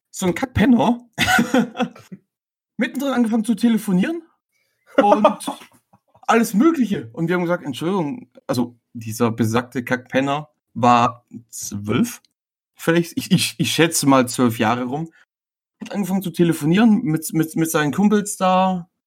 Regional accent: Baden-Württemberg, Germany; ich komme aus der Nähe von Stuttgart

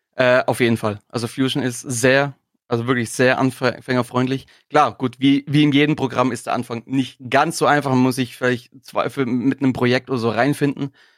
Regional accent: Swabia, Germany; als Schwabe

